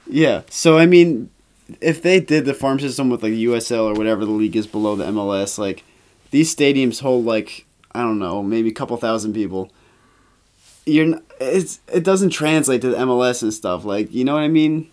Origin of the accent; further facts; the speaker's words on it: United States; being, obviously being American